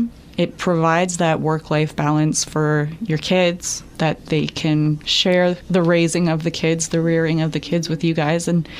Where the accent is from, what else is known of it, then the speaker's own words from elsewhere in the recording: Walkerton, Ontario, Canada; I grew up mostly in Walkerton, but all of our summers were spent up in Concardon on the farm, and a lot of weekends.